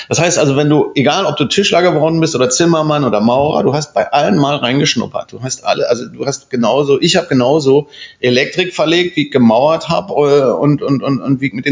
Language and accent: German; Spandau, Berlin, Germany; Ich bin Spandauer. Ich bin im, in Spandau geboren, ich bin in Spandau Kindergarten gegangen, äh, Vorschule, Grundschule, Gymnasium